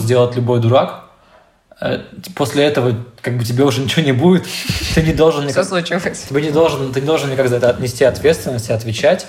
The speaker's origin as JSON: {"language": "Russian", "region": "Siberia", "country": "Russia", "said": "я ещё из Сибири"}